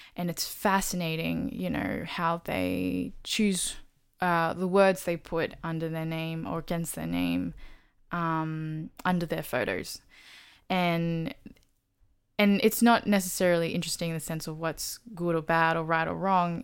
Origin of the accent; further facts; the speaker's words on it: Australia; I'm Australian born, Taiwanese, Chinese